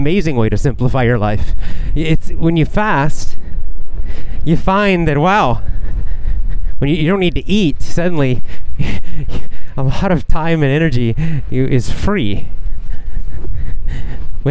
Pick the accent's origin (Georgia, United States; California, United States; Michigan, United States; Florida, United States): Georgia, United States; Athens; now in Japan; downtown Athens, Georgia, my hometown